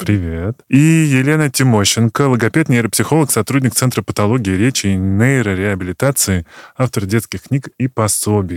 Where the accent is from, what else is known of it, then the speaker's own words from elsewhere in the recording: Moscow Oblast, Russia; я из Подмосковья, меня взяли в школу